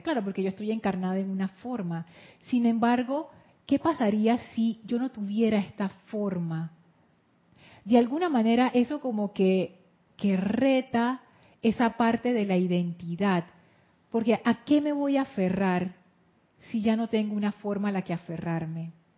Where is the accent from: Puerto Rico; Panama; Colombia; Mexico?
Panama; soy panameña y soy mujer